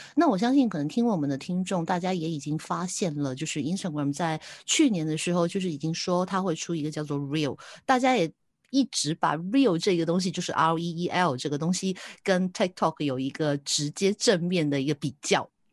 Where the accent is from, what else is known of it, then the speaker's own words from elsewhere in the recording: Hong Kong; 我是香港的